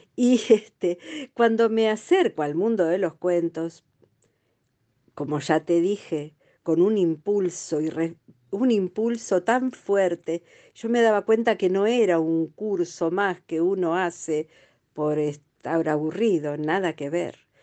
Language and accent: Spanish; Lanús, Buenos Aires Province, Argentina; Me crié en Lanús